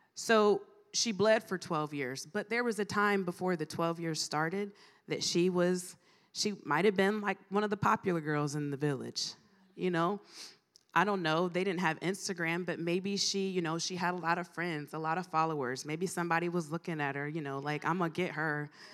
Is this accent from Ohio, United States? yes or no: yes; Mansfield, Ohio, United States; moved away as an adult; also born or lived in Greenville, South Carolina / Chicago; I am from, born and raised in Mansfield, Ohio. Was there for thirty-five years